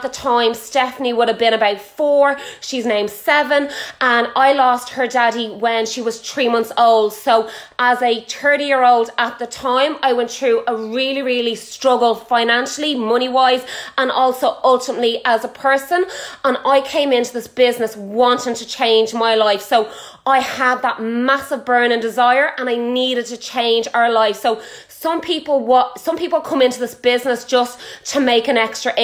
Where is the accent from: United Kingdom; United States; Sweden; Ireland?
Ireland; I am Irish. I am from Ireland.